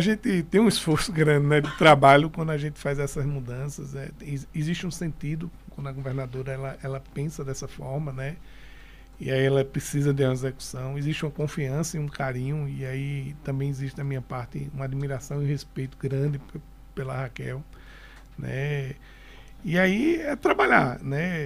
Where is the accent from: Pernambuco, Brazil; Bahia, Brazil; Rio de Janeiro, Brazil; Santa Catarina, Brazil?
Pernambuco, Brazil; Recife; moved away as an adult; also born or lived in Garanhuns / Olinda; apesar de eu ter nascido em Garanhuns, com seis anos de idade eu fui para Recife, fui criado em Olinda em Recife até os 28 anos de idade.